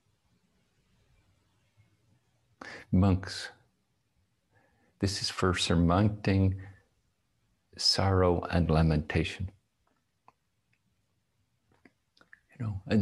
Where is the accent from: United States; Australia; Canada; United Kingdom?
United Kingdom; Northern Ireland; moved away as an adult; I was born and in Northern Ireland. I lived there until I was 21.